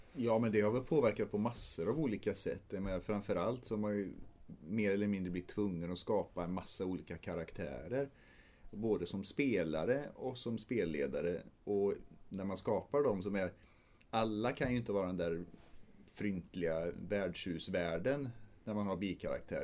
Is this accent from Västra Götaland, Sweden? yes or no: yes; Trollhättan, Västra Götaland, Sweden; vi spelade en del rollspel på högstadiet och gymnasiet framförallt eh, hemma i Trollhättan